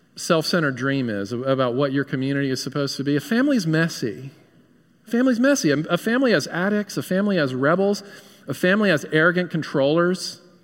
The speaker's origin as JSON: {"language": "English", "region": "New York", "country": "United States", "moved": "yes", "said": "I hail from New York"}